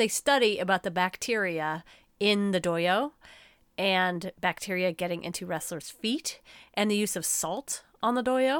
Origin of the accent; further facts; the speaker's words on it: United States; I'm very American